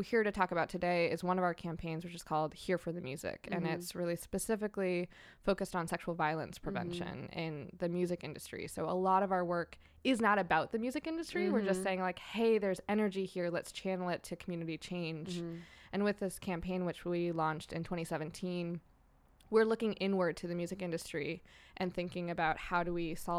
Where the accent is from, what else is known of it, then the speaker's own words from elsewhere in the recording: New Hampshire, United States; moved away as an adult; now in Long Beach, United States; I'm from New Hampshire originally and made the westward migration earlier this year.